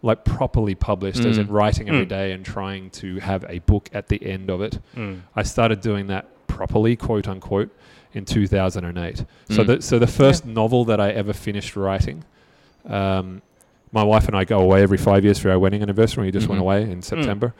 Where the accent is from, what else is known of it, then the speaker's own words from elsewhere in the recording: Australia; I'm Australian